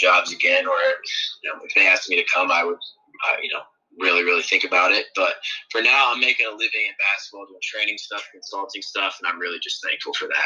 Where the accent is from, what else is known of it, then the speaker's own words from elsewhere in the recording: Northwest Ohio, United States; moved away; growing up in Northwest Ohio